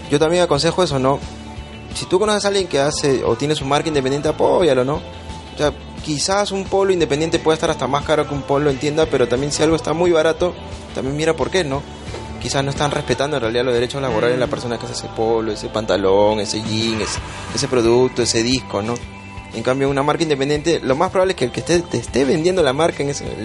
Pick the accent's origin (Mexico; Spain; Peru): Peru; somos peruanos, acá